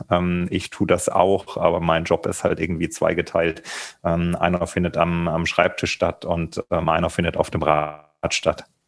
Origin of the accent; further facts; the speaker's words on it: Thuringia, Germany; ich bin in Thüringen aufgewachsen